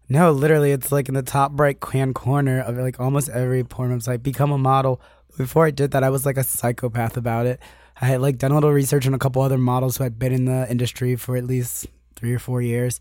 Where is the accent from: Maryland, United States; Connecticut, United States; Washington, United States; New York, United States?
Maryland, United States; Annapolis; moved away as an adult; now in Los Angeles, United States; I'm originally from Annapolis, Maryland. It's, like, twenty minutes outside of D C